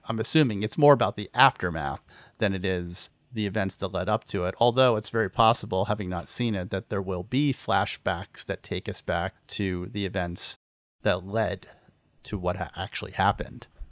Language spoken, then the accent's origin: English; Pennsylvania, United States; I grew up in Pennsylvania